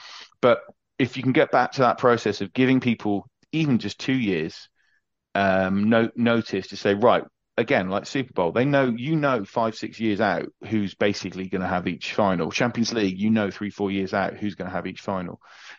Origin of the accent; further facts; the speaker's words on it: England, United Kingdom; as an English rugby supporter, this is an interesting thing.